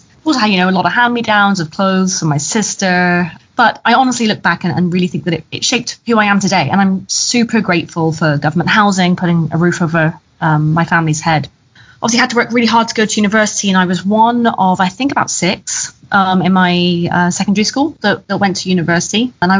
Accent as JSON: {"language": "English", "town": "Plymouth", "region": "South West England", "country": "United Kingdom", "tie": "born or raised there", "said": "Yeah, so I grew up in Plymouth, England in the 1980s, so in the Thatcher years."}